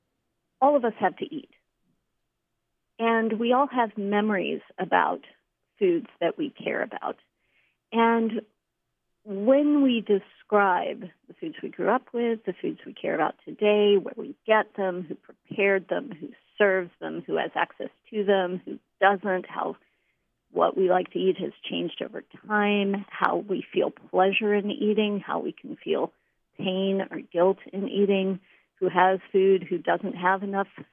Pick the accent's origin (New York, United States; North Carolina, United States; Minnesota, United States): North Carolina, United States; Western; moved away; I'm from Western North Carolina